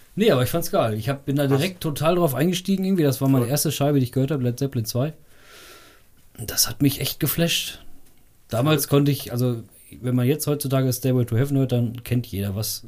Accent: Bad Fredeburg, North Rhine-Westphalia, Germany; also born or lived in Meschede; ich komme äh, tatsächlich aus Bad Fredeburg. Bin ähm, hier zwar nicht geboren, aber aufgewachsen

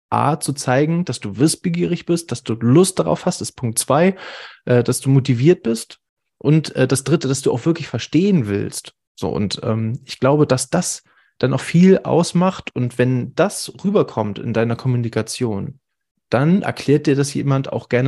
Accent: Northern Germany, Germany; ich als Norddeutscher finde es super

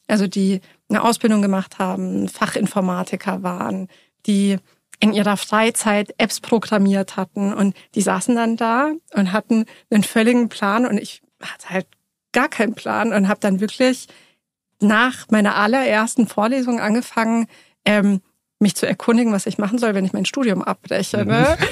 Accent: Munich, Bavaria, Germany; Ich bin in München geboren und aufgewachsen, im Münchner Westend

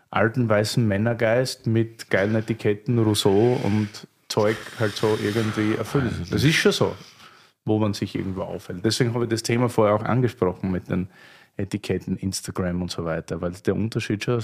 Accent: Berlin, Germany; Schon lange jetzt, gell? Bin ja Berliner.

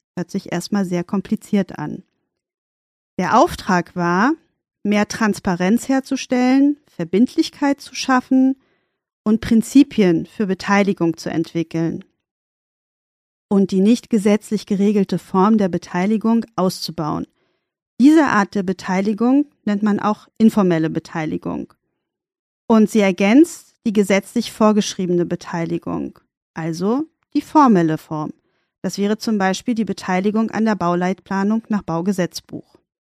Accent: Berlin, Germany; In Charlottenburg sind wir dann auch geblieben und das war dann auch meine Basis, wo ich aufgewachsen bin

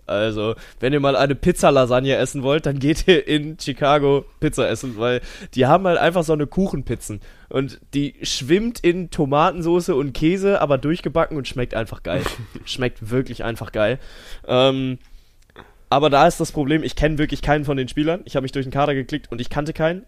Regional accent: Cologne, North Rhine-Westphalia, Germany; ich komme aus Köln

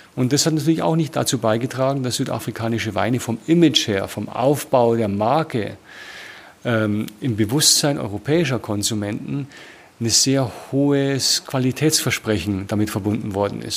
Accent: Germany; moved away as an adult; now in South Africa; meine Erfahrung als Deutscher

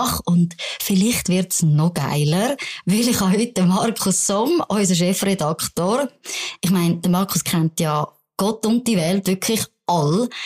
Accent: Bern, Switzerland; now in Zürich, Switzerland; gib dir Asyl als Berner Migrantin in Zürich

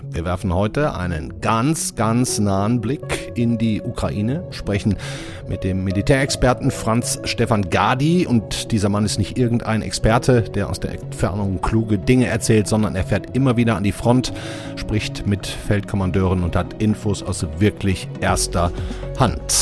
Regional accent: North Rhine-Westphalia, Germany; Sonne und Sonne, wie man in meiner Heimat NRW sagt.

